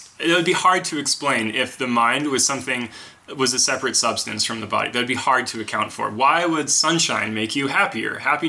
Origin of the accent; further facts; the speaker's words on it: East Coast, United States; growing up on the East Coast.